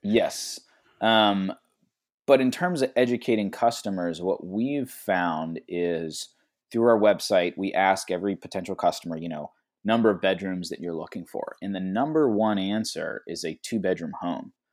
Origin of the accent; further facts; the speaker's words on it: Pittsburgh, Pennsylvania, United States; I'm actually originally from Pittsburgh